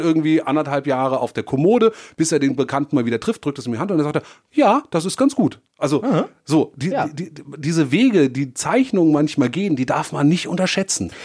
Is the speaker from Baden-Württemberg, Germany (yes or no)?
no; Darmstadt, Hesse, Germany; aus meiner Heimatstadt, wo ich aufgewachsen bin, in Darmstadt